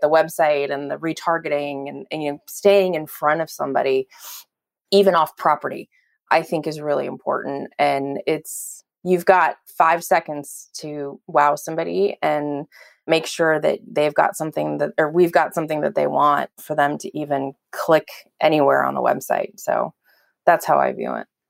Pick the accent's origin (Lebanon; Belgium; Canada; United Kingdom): Belgium; now in California, United States; I was born in Belgium and my entire family's still there except for my parents who, who live out here in California